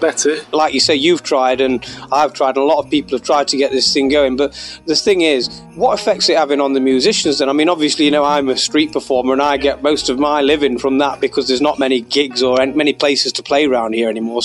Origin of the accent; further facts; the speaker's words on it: Mansfield, East Midlands, United Kingdom; I'm a busker from Mansfield